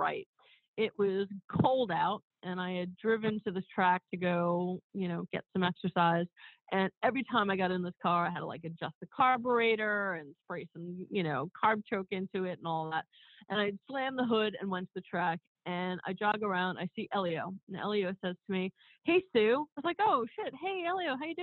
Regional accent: New York City, New York, United States; I grew up in Woodhaven, Queens

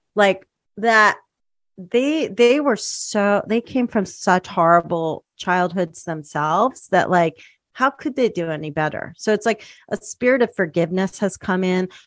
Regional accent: outside Philadelphia, Pennsylvania, United States; also born or lived in Spanish Harlem, New York City / Bucks County; I grew up outside Philly

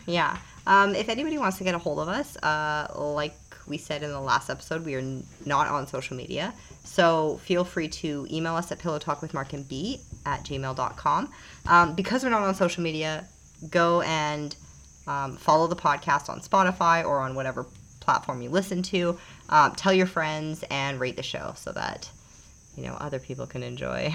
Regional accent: Canada; moved away as an adult; also born or lived in Calgary, Alberta; now in Panama; we being Canadian, unless we got citizenship in the US

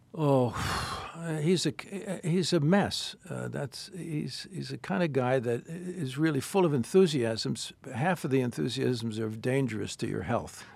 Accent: New York, United States; I'm from New York

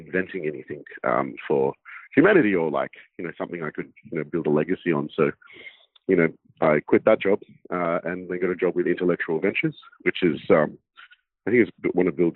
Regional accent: Sydney, New South Wales, Australia; I grew up in Sydney's inner west, so Sydney, Australia

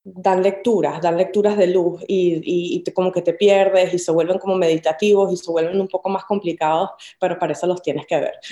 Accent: Caracas, Capital District, Venezuela; moved away as an adult; also born or lived in Cumaná; now in New York, United States; Caracas, que es de donde yo nací

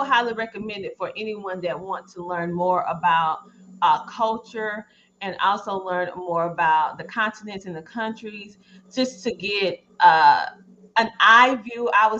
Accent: United States; we're African-American, but we're from the United States, so we have a different perspective.

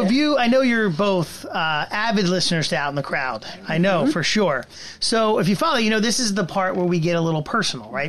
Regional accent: New Jersey, United States; I'm a South Jersey guy from South Jersey.

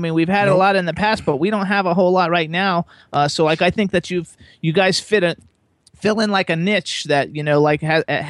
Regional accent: Florida, United States; moved away as an adult; now in Pennsylvania, United States; I'm from Florida. I grew up in Florida. I lived there for 48 years.

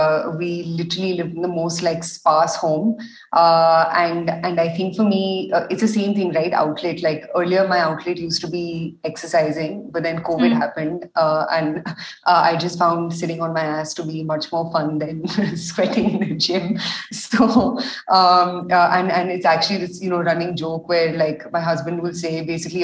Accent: India; also born or lived in Delhi; being Indian

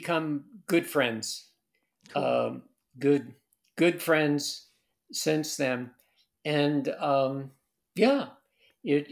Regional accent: Middletown, New York, United States; the road race that I became involved with in my hometown, Middletown

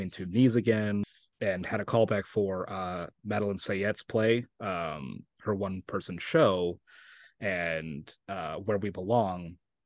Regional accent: Santa Fe, New Mexico, United States; accent: Oklahoma; moved away as an adult; also born or lived in Oklahoma; now in Los Angeles, United States; I grew up in Santa Fe, New Mexico

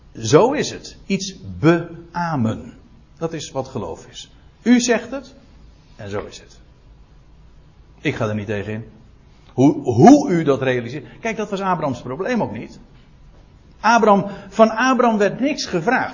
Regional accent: Netherlands; ik ben een Nederlander

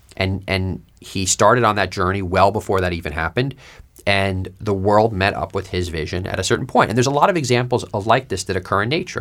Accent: New York, United States; moved away; I grew up in New York

